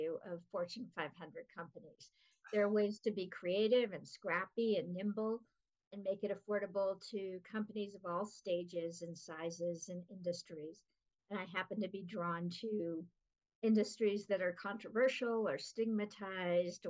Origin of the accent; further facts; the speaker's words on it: Los Angeles, California, United States; now in Denver, United States; I grew up in Los Angeles, so I'm one of the people that Denver people hate